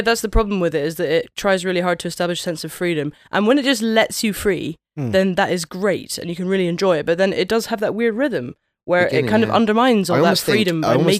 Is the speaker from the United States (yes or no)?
no; United Kingdom; I'm British.